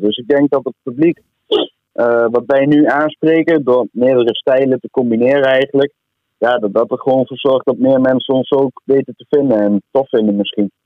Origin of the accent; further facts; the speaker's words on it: Hoogeveen, Drenthe, Netherlands; ik woon zelf in Hogeveen, geboren en getogen